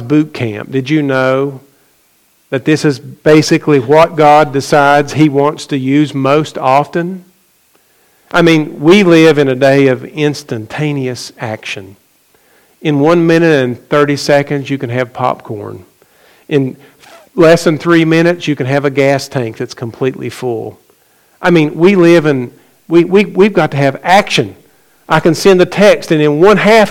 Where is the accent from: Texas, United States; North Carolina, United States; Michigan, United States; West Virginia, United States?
West Virginia, United States; McDowell County; I grew up in McDowell County, West Virginia